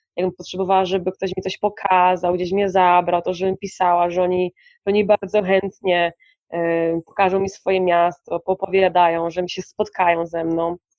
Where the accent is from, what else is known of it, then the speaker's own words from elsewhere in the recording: Poland; moved away; also born or lived in Colombia; jestem z Polski